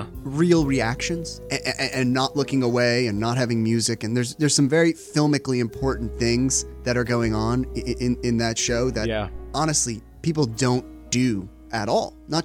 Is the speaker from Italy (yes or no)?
no; New Jersey, United States; I'm from New Jersey.